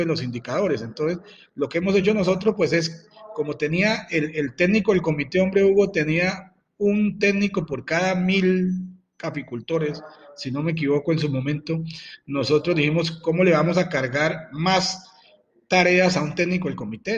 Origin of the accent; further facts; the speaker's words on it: Huila, Colombia; Yo soy un empresario huilense